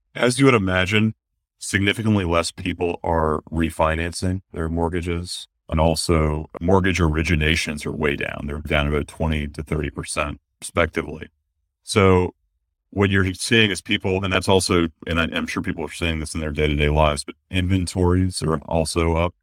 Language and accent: English; United States